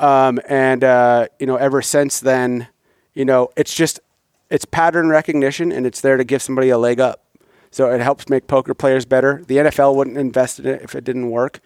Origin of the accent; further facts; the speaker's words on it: Midwest, United States; I grew up in the Midwest hunting agriculture